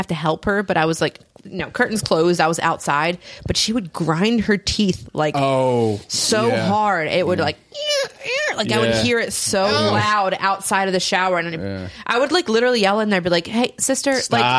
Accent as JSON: {"language": "English", "region": "Delaware", "country": "United States", "tie": "born or raised there", "also_born_or_lived": "Chichester, Delaware County, Pennsylvania", "moved": "as an adult", "lives_now": "Delaware County, United States", "said": "I lived in Delaware until I was 25 years old."}